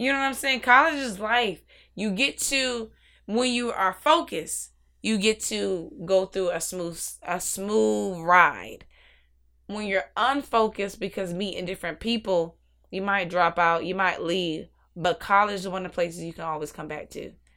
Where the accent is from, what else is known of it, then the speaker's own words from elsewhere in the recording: Newport News, Virginia, United States; also born or lived in Arlington, Virginia; born and raised in Virginia